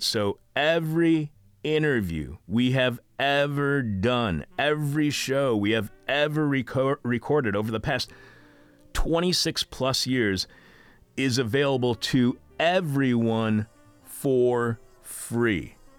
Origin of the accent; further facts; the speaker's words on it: Eastpointe, Michigan, United States; now in Chicago, United States; where I grew up in East Detroit